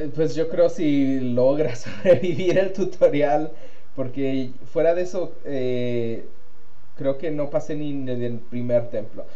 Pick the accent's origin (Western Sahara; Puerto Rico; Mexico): Mexico; now in United States; gamer mexicano